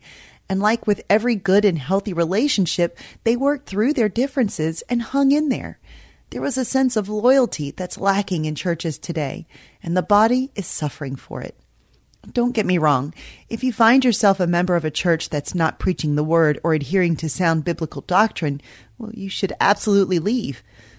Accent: the Bible Belt, United States; Growing up in the Bible Belt in the 80s and 90s, church membership was a big deal.

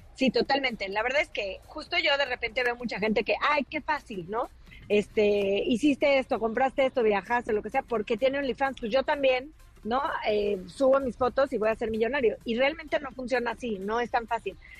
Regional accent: Mexico; nosotros como, como mexicanos

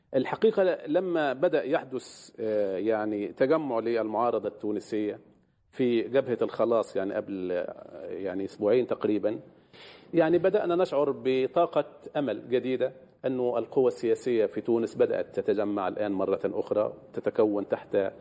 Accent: Egypt; عندنا في مصر

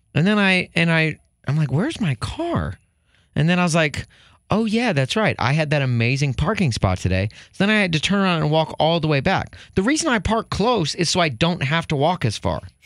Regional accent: Chicago, Illinois, United States; as a Chicagoan

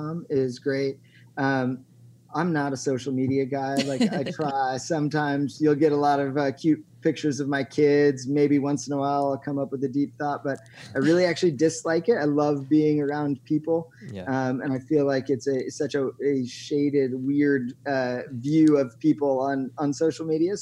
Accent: Eugene, Oregon, United States; my hometown, Eugene, Oregon

